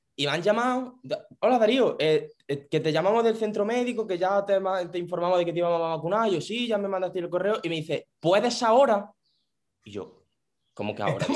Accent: Jaén, Andalusia, Spain; soy de allí también, pero yo soy de la capital

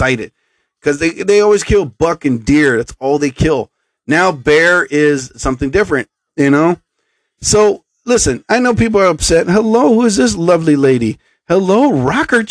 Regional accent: central New Jersey, United States; I'm from Jersey. I'm from central New Jersey

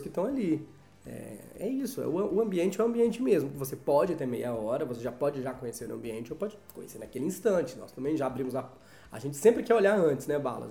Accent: Brazil

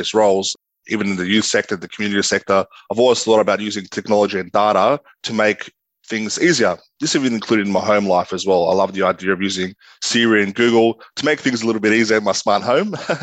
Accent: Sydney, New South Wales, Australia; I grew up in Western Sydney. I went to both primary and high school in Western Sydney.

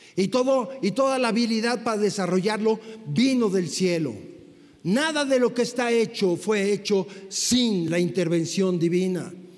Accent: Mexico; como mexicanos occidentales

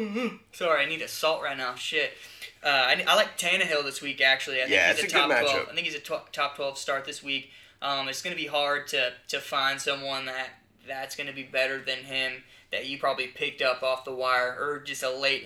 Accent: Houston, Texas, United States; we're from Houston

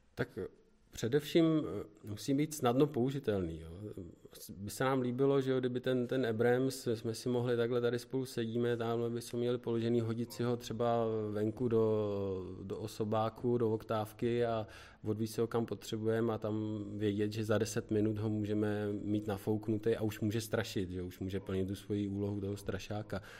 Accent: Děčín, Ústí nad Labem Region, Czechia; Pocházíme e, z Děčína, z Ústeckého kraje

